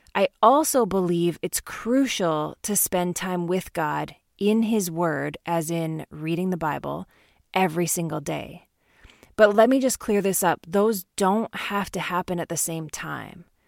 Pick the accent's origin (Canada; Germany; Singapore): Canada; growing up in Canada